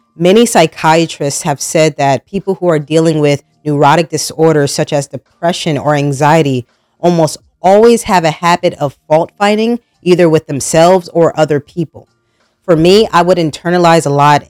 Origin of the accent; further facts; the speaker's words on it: New Jersey, United States; moved away as an adult; now in North Carolina, United States; I was born and raised in New Jersey, and up north, food is a lifestyle when I moved down to North Carolina